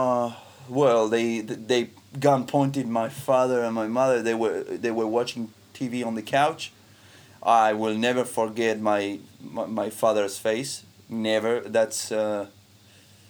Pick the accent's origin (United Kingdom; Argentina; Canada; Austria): Argentina; I was raised in 1986 in Argentina